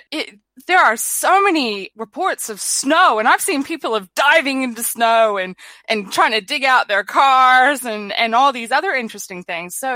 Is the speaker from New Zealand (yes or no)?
yes; New Zealand; I've noticed that a lot of people in my home country, which at the moment we're um, in New Zealand, it's summer.